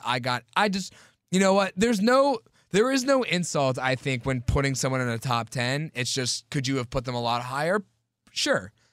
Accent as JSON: {"language": "English", "town": "Pittsburgh", "region": "Pennsylvania", "country": "United States", "said": "we're from Pittsburgh"}